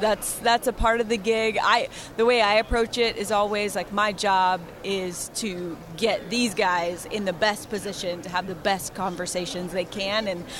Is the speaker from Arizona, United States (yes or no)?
yes; Phoenix, Arizona, United States; born or raised there